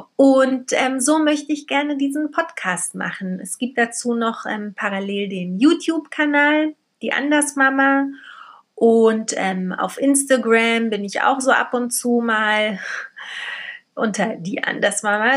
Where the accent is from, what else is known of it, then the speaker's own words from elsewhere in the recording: Berlin, Germany; also born or lived in Poland; Ich ähm, wurde in Polen geboren, bin als Baby nach Berlin gekommen mit meinen Eltern, bin hier aufgewachsen